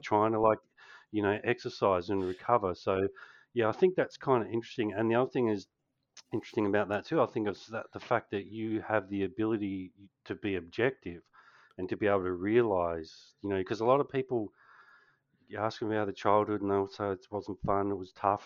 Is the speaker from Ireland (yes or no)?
no; Australia; being a Kiwi, obviously, um, Australian